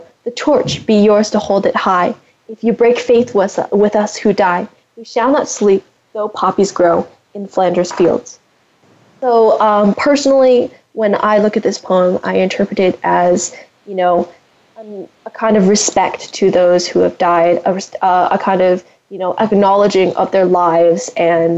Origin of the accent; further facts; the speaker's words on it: Canada; I grew up in Canada